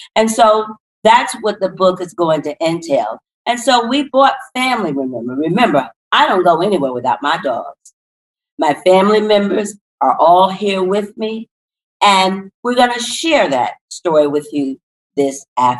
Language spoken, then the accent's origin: English; Paterson, New Jersey, United States; moved away; as we talk about coming from P-Town or Paterson, New Jersey, we weren't all born with silver spoons in our minds. As a matter of fact, we've told you that we come from the Christopher Columbus housing project, where violence and drug abuse was the norm.